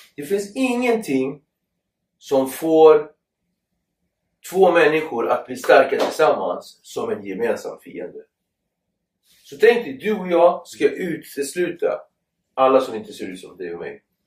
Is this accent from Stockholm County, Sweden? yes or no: yes; Nacka, Stockholm County, Sweden; Jag är uppväxt i Nacka